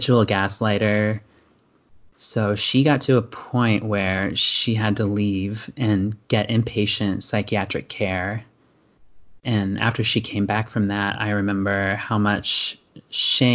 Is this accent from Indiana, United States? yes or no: yes; Indiana, United States; now in Pacific Coast, United States; I grew up in Indiana in a conservative small town